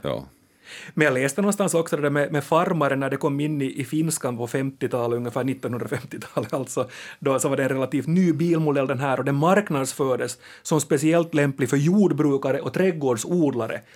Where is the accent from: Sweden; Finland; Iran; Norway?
Finland; Akku säger vi finlandssvenskar